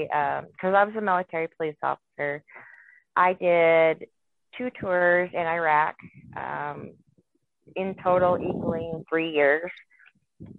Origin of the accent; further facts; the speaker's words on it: Wyoming, United States; moved away as an adult; now in Texas, United States; I was raised in Wyoming on a ranch.